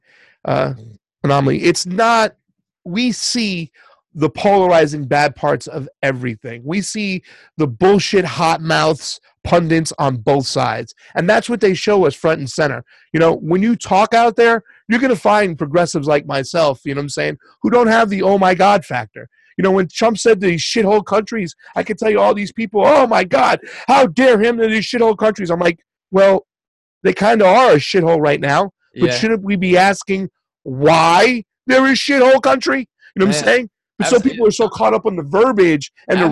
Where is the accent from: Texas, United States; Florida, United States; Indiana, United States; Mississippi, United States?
Florida, United States; Boca Raton; moved away as an adult; also born or lived in New York / Long Island; now in California, United States; When I moved from New York to South Florida in 1980, I was 7 years old